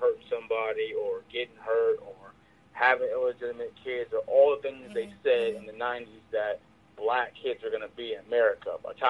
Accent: Los Angeles, California, United States; Yeah, I'm born in Los Angeles, born and raised, and I'm from the Crenshaw area, which is, like, at this point, world famous.

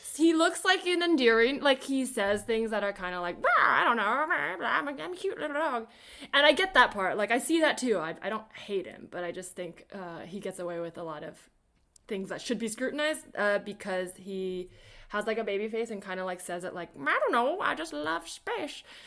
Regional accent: the Bay Area, California, United States; growing up in the Bay

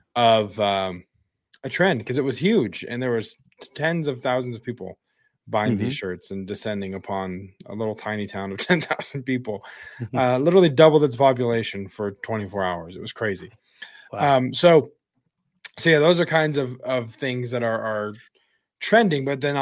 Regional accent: Wyoming, United States; So like the most intense place, one of the most intense places to view it was my hometown in Wyoming.

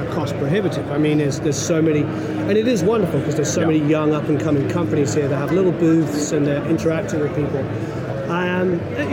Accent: Crookham Village, South East England, United Kingdom; moved away as an adult; now in United States; I was born in England

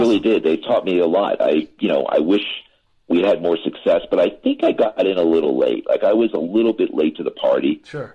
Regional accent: Philadelphia, Pennsylvania, United States; moved away; also born or lived in Los Angeles; that's my hometown. I went to Drexel University and I grew up in Lower Merion

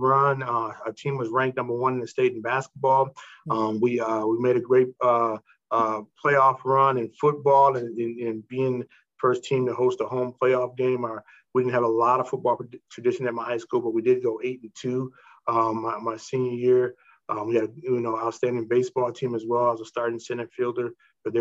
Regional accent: Michigan, United States; moved away as an adult; also born or lived in Indianapolis; I'm from Michigan. I went to Baldwin High School

